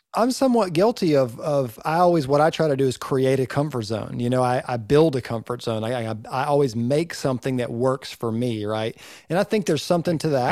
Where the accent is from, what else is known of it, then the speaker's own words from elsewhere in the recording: Northeast Georgia, United States; I'm from Northeast Georgia